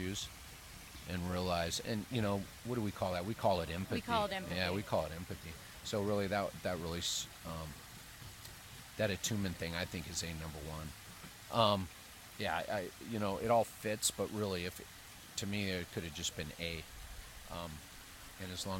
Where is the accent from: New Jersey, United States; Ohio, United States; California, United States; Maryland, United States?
California, United States; San Francisco; I'm from San Francisco, California.